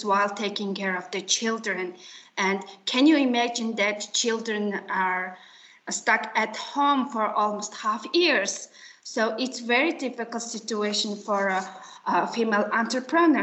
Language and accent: English; Mongolia; I'm from Mongolia